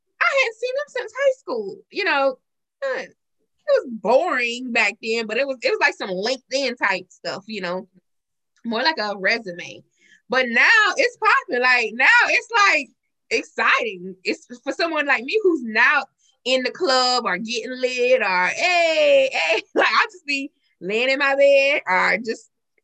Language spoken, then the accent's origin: English; Marion, the South, United States; I'm born and raised in Marion all my life.